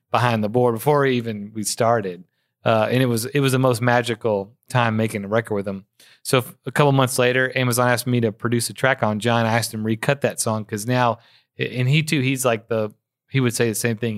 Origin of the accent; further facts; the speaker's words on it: Memphis, Tennessee, United States; Born and raised in Memphis